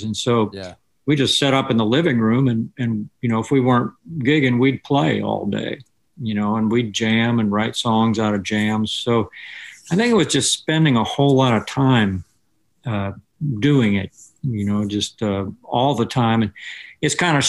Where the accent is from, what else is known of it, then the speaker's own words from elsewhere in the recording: West Palm Beach, Florida, United States; where I grew up in Florida, you know, they had, South Florida had just great FM stations in Miami and Lauderdale that we could get in West Palm Beach